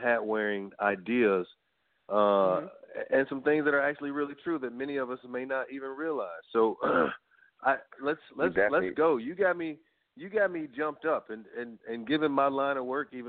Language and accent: English; Arkansas, United States; I'm from Arkansas